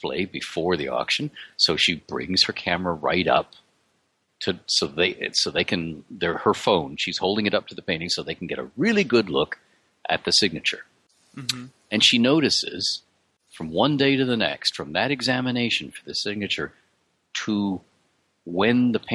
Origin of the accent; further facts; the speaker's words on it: Canada; I'm Canadian